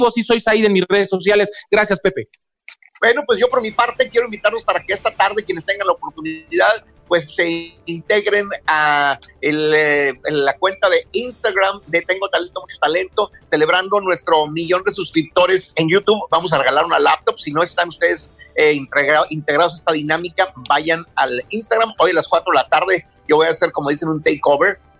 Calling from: Whittier, California, United States; de Whittier y me gustaría comentar

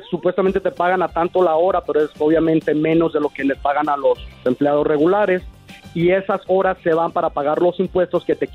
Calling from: Denver, Colorado, United States; Yo estoy en Denver, Colorado.

